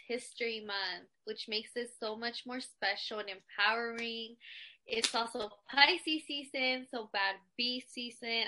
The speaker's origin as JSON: {"language": "English", "town": "Visalia", "region": "California", "country": "United States", "tie": "born or raised there", "also_born_or_lived": "Covina, California / Azusa, California / Santa Barbara, California", "said": "I was born and raised for half of my childhood in Southern California in the San Gabriel Valley. When I was about nine years old, my family and I moved to California"}